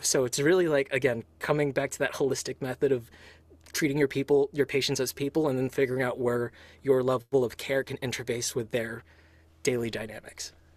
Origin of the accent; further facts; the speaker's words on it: Los Angeles, California, United States; now in Boston, United States; I was born, if I'm recalling this right, like in East Hollywood, like so, like in LA proper itself